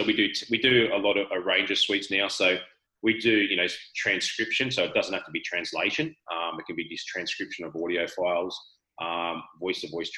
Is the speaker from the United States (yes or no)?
no; Australia; accent: Australian; I'm speaking Australian